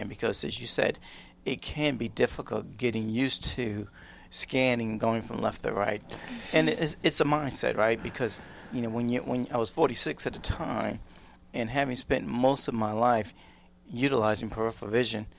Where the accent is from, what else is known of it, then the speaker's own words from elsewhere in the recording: New York City, New York, United States; I'm from New York City